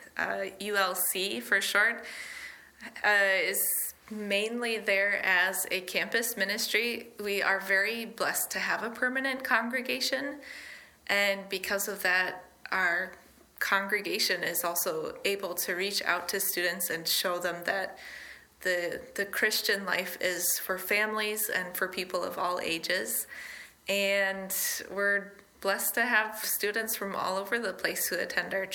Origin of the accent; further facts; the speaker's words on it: Iowa, United States; moved away as an adult; also born or lived in South Dakota / Harbin, China; now in Minnesota, United States; I was born in South Dakota, grew up in Iowa